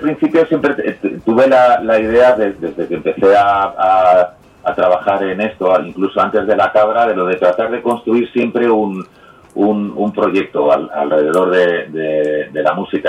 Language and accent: Spanish; Madrid, Community of Madrid, Spain; also born or lived in Terrassa; soy como super madrileño y, tengo mucho vínculo con, Barcelona, ¿no? Allí era el madrileño y aquí soy el catalán.